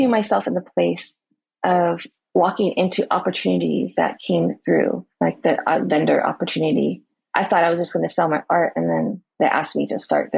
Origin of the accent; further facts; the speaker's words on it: California, United States; moved away as an adult; now in Oahu, United States; I am originally from California